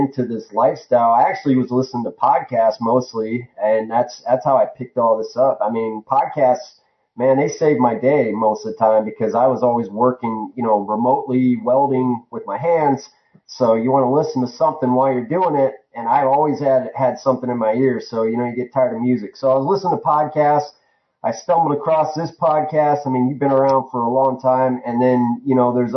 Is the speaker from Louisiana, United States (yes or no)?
no; Northeast Ohio, United States; moved away as an adult; also born or lived in Tucson, Arizona; now in Arizona, United States; I grew up in Northeast Ohio